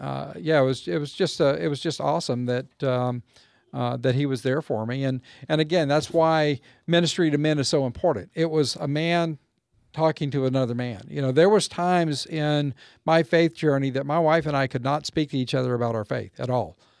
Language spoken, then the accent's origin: English; Waco, Texas, United States; moved away as an adult; also born or lived in California / Mississippi; as we moved away from Waco and, and moved away from our roots